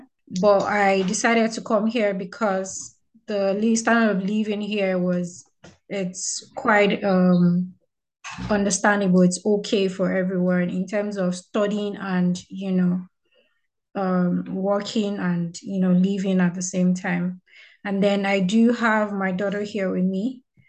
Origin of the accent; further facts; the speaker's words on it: Nigeria; moved away as an adult; now in Saint John, Canada; I am from Nigeria, and I am currently a UNB, that's the University of New Brunswick student here in St. John.